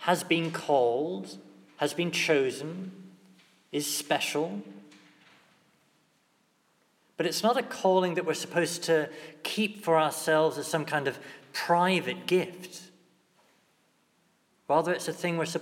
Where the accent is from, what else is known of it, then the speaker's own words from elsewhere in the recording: England, United Kingdom; as English Catholics